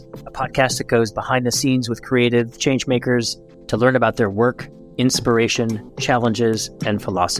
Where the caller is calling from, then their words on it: Lisbon, Portugal; I'm dialing in from Lisbon, but not complaining about it.